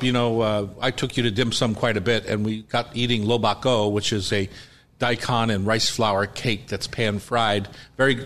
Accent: East Coast, United States; moved away as an adult; growing up on the East Coast until I was 18

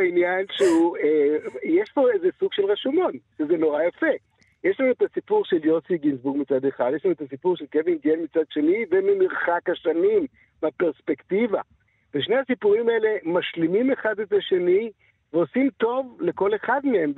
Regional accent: Israel; בתור ישראלים

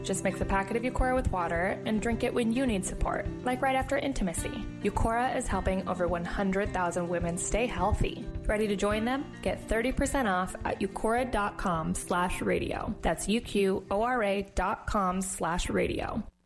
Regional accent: Green Bay, Wisconsin, United States; now in La Farge, United States; I grew up in Green Bay, Wisconsin, but my parents originally had a farm

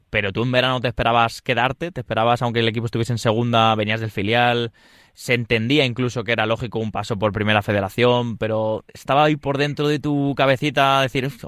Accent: Leganés, Community of Madrid, Spain; yo soy de Leganés

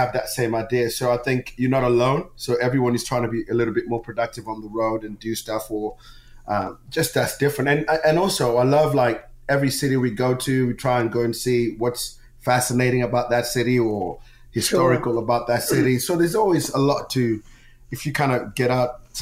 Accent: Zimbabwe; moved away; also born or lived in England; I'm Zimbabwean.

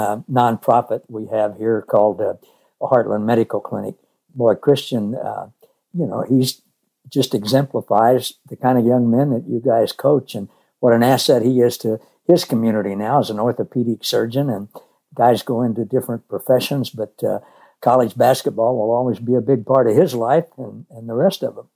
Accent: Missouri, United States; I grew up in Missouri

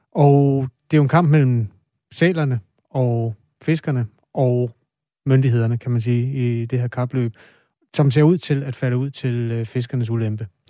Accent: Aarhus, Central Denmark Region, Denmark; Nu er jeg jo fra Aarhus, så det har altså været på Aarhus Stadion

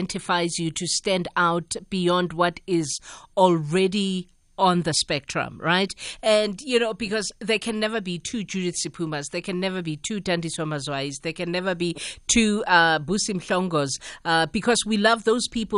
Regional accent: South Africa; I come from South Africa

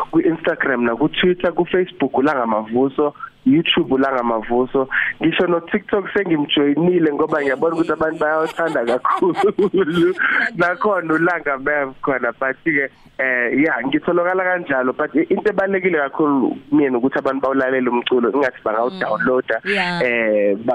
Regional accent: Durban, KwaZulu-Natal, South Africa; ngiphinde ngize lapha ekhaya eThekwini

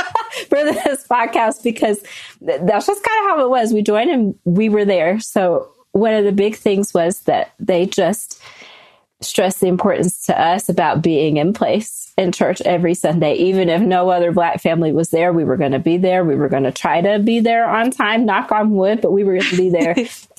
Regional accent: the South, United States; growing up in the South, you know the realities of racism most places.

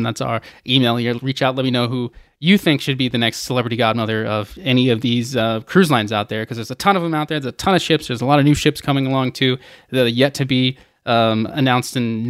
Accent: Atlanta, Georgia, United States; Represent Atlanta, my hometown

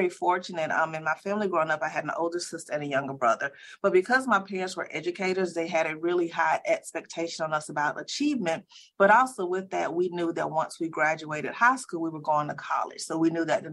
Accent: Columbia, South Carolina, United States; moved away as an adult; also born or lived in Clemson, South Carolina / Birmingham, Alabama; I grew up, I'm from Columbia, South Carolina. I lived in the same house my entire life

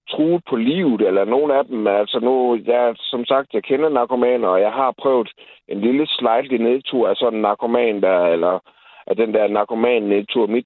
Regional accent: Jutland, Denmark; men jeg er fucking jyde, det er jeg stolt af.

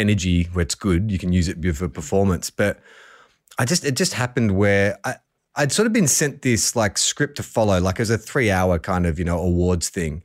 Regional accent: Melbourne, Victoria, Australia; I grew up in Melbourne

